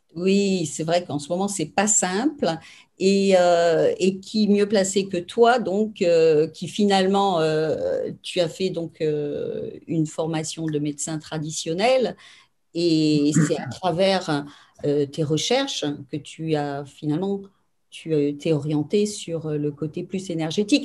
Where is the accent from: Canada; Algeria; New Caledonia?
New Caledonia; je suis née en Nouvelle-Calédonie